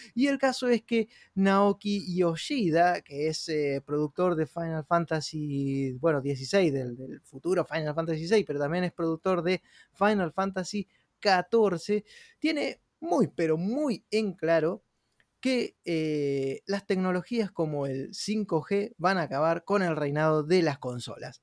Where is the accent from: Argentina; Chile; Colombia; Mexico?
Argentina; moved away; soy un argentino que vivo en otra parte del mundo